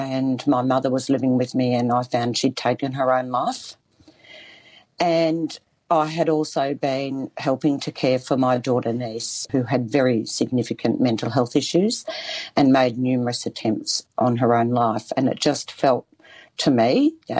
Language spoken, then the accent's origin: English; Bendigo, Victoria, Australia; I grew up in Victoria, in Bendigo, on Dja Dja Wrang country.